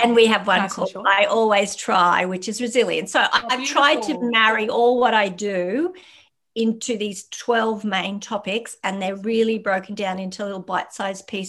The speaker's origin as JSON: {"language": "English", "country": "Australia", "said": "we are Australian"}